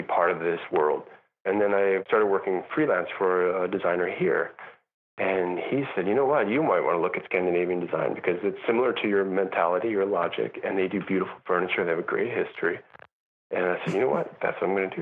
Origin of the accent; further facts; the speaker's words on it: New York, United States; moved away as an adult; also born or lived in Europe; I'm also a New Yorker